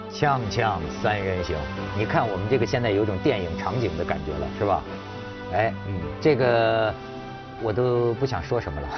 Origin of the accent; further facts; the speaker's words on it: China; 我作为一个中国人